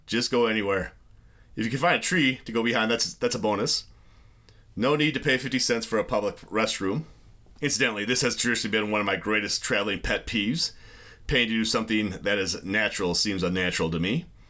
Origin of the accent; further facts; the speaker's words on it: United States; I'm from the U S. I'm a teacher, but not with an organization